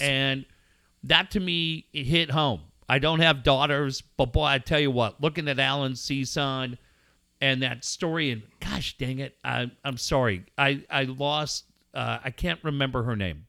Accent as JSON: {"language": "English", "town": "Cardiff", "region": "California", "country": "United States", "tie": "born or raised there", "also_born_or_lived": "La Costa, California", "lives_now": "La Mesa, United States", "said": "I grew up in Cardiff"}